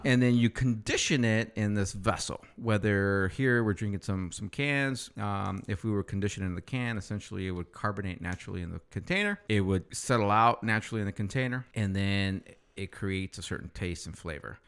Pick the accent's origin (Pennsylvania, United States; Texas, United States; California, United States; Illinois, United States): California, United States; Ripon; I grew up in a small town called Ripon.